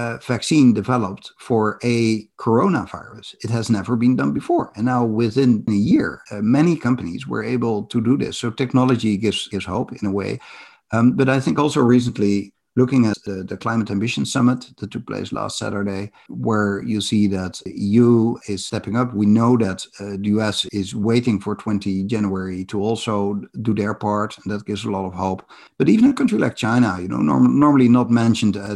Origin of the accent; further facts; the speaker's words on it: Netherlands; I come from the Netherlands, where my house is below sea level.